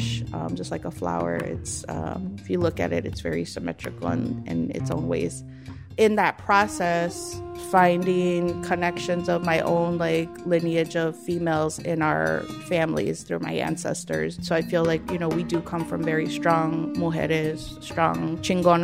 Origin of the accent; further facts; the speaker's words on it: Chicago, Illinois, United States; being the Chicagoan I am